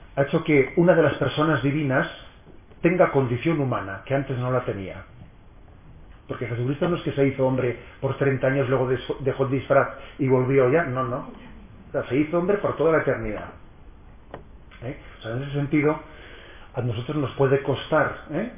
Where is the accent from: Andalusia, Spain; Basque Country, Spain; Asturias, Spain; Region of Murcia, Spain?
Basque Country, Spain; San Sebastián; soy hijo de San Sebastián y, no de, Madrid